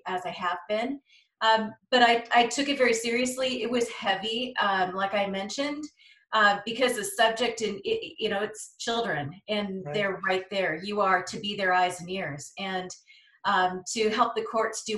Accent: Bend, Oregon, United States; I was raised in Bend, out east

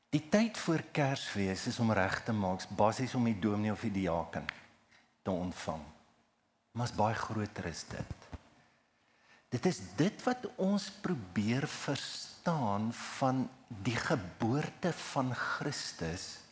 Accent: Heidelberg, South Africa; toe ek klein was, ons het groot geword in Heidelberg

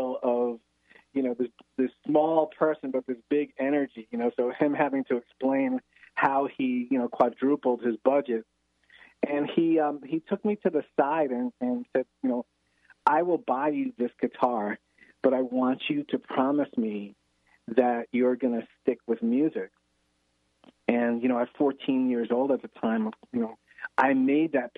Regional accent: New York City, New York, United States; I grew up in the Bronx and in New York City

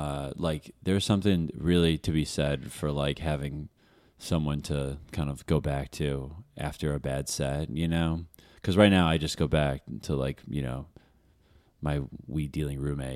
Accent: Northbrook, Illinois, United States; I'm from Northbrook.

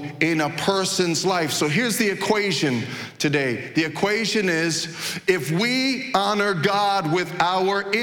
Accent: New York City, New York, United States; moved away; So I grew up in Brooklyn

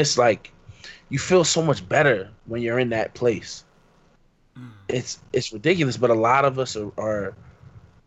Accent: Philadelphia, Pennsylvania, United States; I grew up in Philly

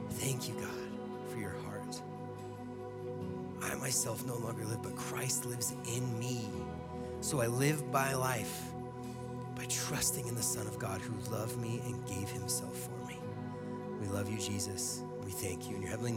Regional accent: Eagle, Colorado, United States; also born or lived in Gypsum, Colorado; I grew up in Eagle and Gypsum

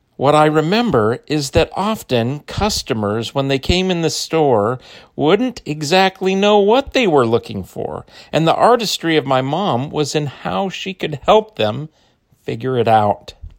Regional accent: Phoenix, Arizona, United States; I grew up in Phoenix

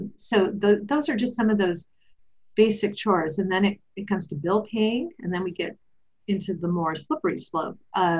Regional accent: Wisconsin, United States; now in California, United States; I grew up in Wisconsin

